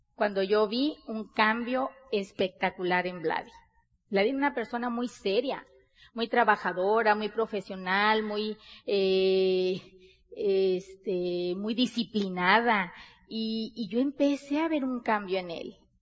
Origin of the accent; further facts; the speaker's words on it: Sonora, Mexico; Nosotros somos mexicanos, bien mexicanas, Somos de Sonora, del norte de, de, del país de México